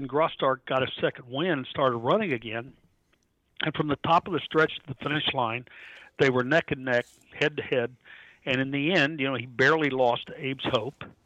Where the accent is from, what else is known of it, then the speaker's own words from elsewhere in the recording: United States; I grew up around River Downs